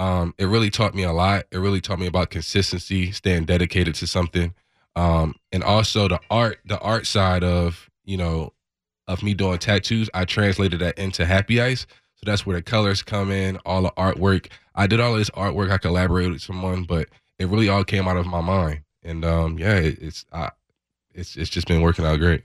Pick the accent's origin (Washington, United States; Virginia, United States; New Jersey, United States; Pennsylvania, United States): Pennsylvania, United States; Philadelphia; moved away; I'm from Philadelphia.